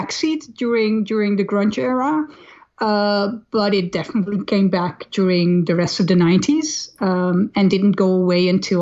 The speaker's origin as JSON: {"language": "English", "town": "Amsterdam", "region": "North Holland", "country": "Netherlands", "tie": "born or raised there", "said": "I grew up in Amsterdam"}